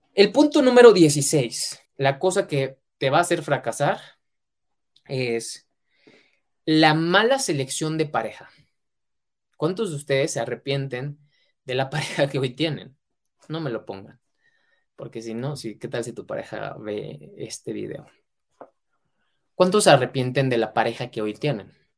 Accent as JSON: {"language": "Spanish", "country": "Mexico", "said": "mexicano, emprendedor y empresario"}